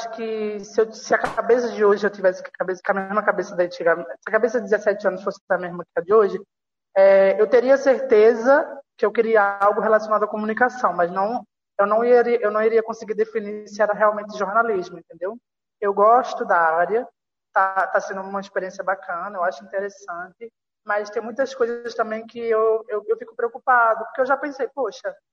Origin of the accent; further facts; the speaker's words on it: Caruaru, Pernambuco, Brazil; now in Rio de Janeiro, Brazil; eu tenho 20 anos, sou estudante de jornalismo. Atual, sou de Caruaru